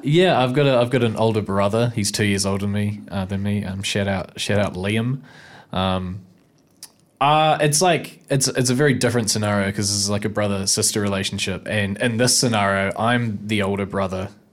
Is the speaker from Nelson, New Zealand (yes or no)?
yes; Nelson, New Zealand; moved away as an adult; now in Wellington, New Zealand; I'm from, uh, Wakatu Nelson originally.